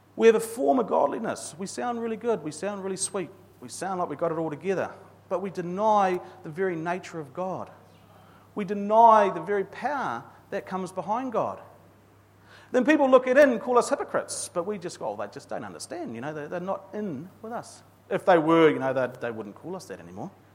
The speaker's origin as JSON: {"language": "English", "country": "New Zealand", "said": "I'm a Kiwi male"}